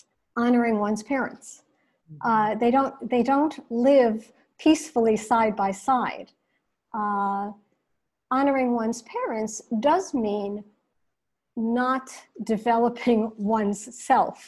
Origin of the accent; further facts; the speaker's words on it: United States; now in New York City, United States; I was born here in the United States, but my parents came from the Iranian city of Mashhad.